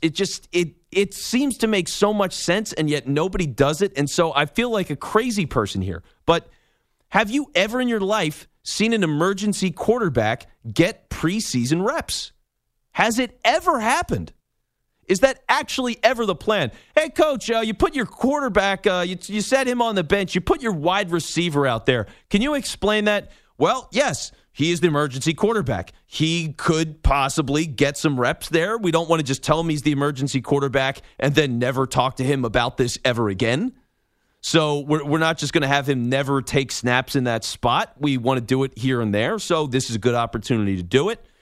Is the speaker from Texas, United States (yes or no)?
no; Philadelphia, Pennsylvania, United States; I'm in Philly. I'm from Philly